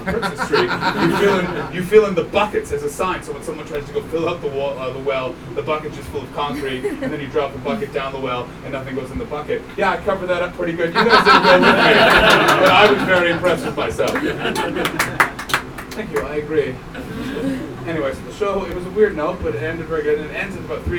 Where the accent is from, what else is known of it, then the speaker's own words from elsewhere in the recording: Canada; I am from Canada. We don't have posh people there